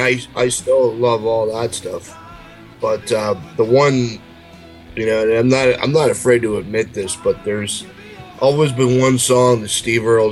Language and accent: English; about 45 minutes from Guelph, Ontario, Canada; Guelph is probably about, you know, I'd say about maybe 45 minutes from my hometown